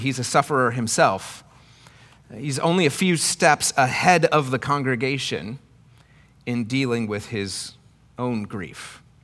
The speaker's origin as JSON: {"language": "English", "region": "Iowa", "country": "United States", "tie": "born or raised there", "said": "where I grew up in Iowa"}